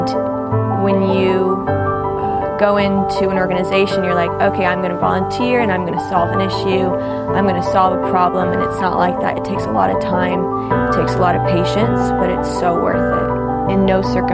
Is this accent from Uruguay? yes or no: yes; Uruguay; also born or lived in Curitiba, Brazil; now in Nashville, United States; I'm originally from Uruguay, and I moved here to Nashville about a year ago.